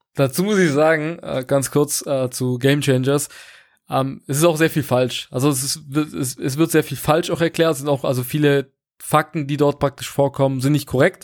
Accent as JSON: {"language": "German", "country": "Portugal", "moved": "yes", "said": "Ich komme ursprünglich aus Portugal"}